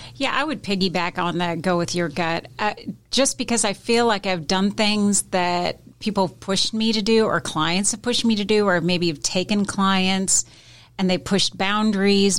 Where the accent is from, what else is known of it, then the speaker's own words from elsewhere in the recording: Seattle, Washington, United States; moved away; I'm originally from Seattle, so my husband and I, we lived in Seattle most of her, well, I lived most of my life